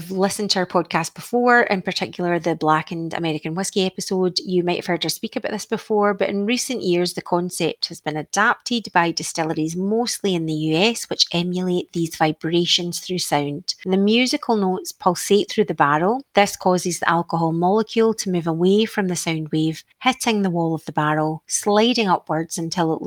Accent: Isle of Mull, Scotland, United Kingdom; I grew up on the Isle of Mull

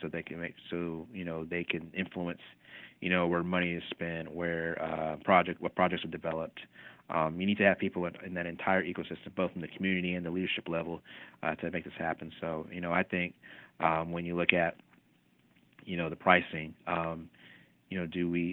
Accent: Kingsport, Tennessee, United States; now in Alexandria, United States; I grew up in East Tennessee in a city called Kingsport, about an hour northeast of Knoxville.

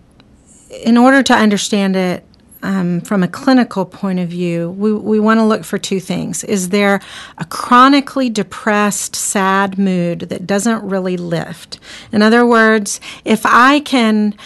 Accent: United States; being American

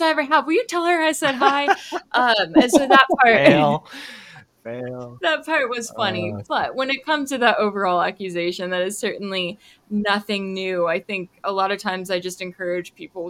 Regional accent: Texas, United States; also born or lived in Moscow, Russia; as a kid growing up in Texas

